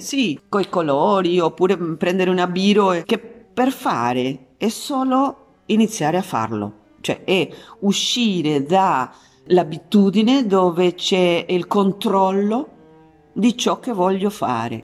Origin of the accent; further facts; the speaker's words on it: San Juan, Argentina; moved away; Che è il mio paese di origine, Argentina, San Juan